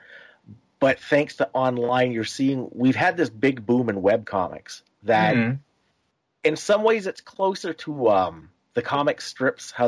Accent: Canada; we grew up here in Canada with a lot of American stuff

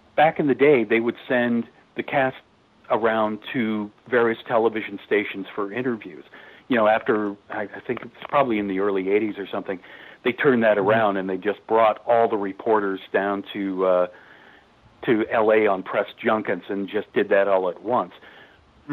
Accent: San Francisco Bay Area, California, United States; I grew up in the San Francisco Bay Area

